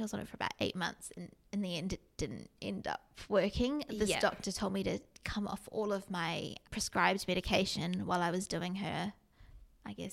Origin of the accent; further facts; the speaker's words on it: New Zealand; living in New Zealand, growing up in New Zealand